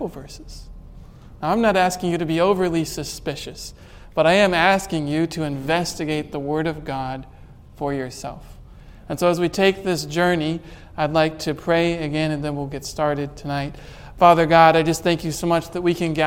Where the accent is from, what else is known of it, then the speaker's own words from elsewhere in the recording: United States; as American citizens